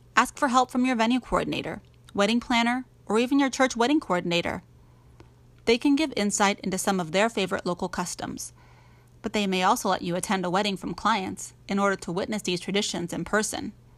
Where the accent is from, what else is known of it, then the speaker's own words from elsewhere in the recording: New Orleans, Louisiana, United States; moved away as an adult; we are from New Orleans